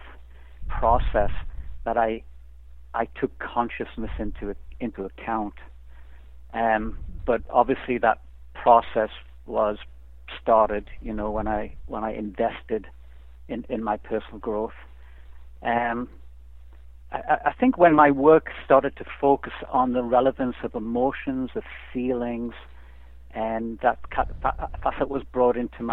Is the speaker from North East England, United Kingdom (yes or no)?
yes; Newcastle upon Tyne, North East England, United Kingdom; moved away; also born or lived in Canada; I grew up in England